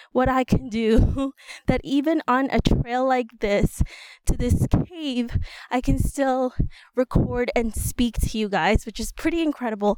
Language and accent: English; New York City, New York, United States; we're from New York City. We're from the Bronx